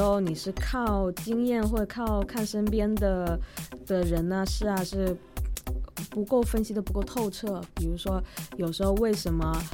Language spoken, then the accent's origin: Chinese; China; moved away as an adult; also born or lived in Windsor, Canada; 当时我们电影学界就只有我一个中国人